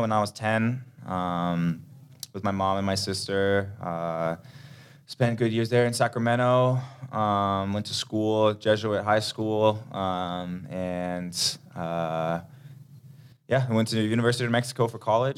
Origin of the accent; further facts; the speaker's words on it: Denmark; now in Minnesota, United States; I grew up in Denmark, so it's cold weather there too